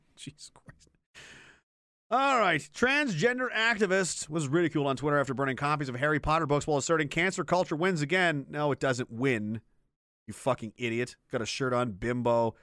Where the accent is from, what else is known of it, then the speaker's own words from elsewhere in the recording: Pictou, Nova Scotia, Canada; moved away as an adult; also born or lived in Gagetown, New Brunswick / Petawawa, Ontario; I'm from Pictou, Nova Scotia originally.